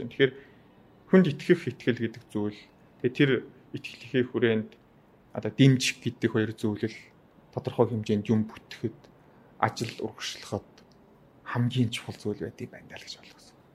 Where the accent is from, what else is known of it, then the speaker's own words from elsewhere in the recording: Uvs, Mongolia; also born or lived in Khentii Province; манай нутагт Увс аймаг хасамд очиж